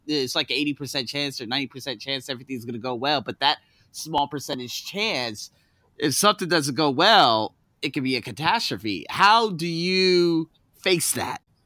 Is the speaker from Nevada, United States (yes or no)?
yes; Las Vegas, Nevada, United States; Las Vegas, where I'm from